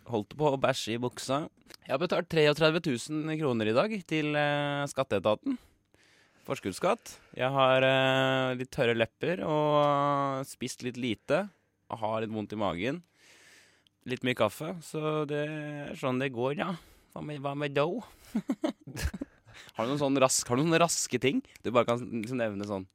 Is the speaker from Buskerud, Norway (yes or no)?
yes; Kongsberg, Buskerud, Norway; moved away as an adult; now in Oslo, Norway; Hjemme på Kongsberg så løp vi jo 1000 meter med rennaræv